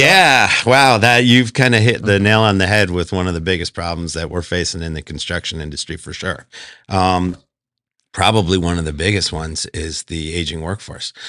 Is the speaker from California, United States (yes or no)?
no; outside of Philadelphia, Pennsylvania, United States; moved away as an adult; also born or lived in Buffalo, New York; now in Las Vegas, United States; I'm actually from Buffalo, New York originally, grew up outside of Philadelphia